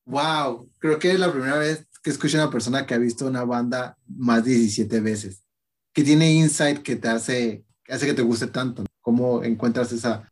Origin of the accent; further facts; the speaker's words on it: Tecate, Baja California, Mexico; yo soy de Tecate